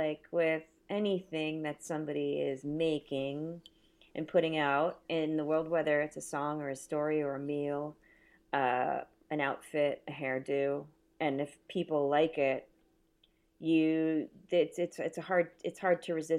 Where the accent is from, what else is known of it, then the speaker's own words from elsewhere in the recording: Los Angeles, California, United States; I grew up in the San Fernando Valley in the 70s.